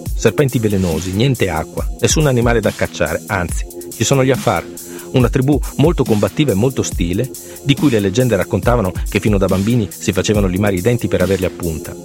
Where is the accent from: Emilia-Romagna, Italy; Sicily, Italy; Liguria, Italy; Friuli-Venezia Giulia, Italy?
Emilia-Romagna, Italy; Parma; Io sono nato a Parma e per i miei primi sette anni ho vissuto nella piazza davanti alla stazione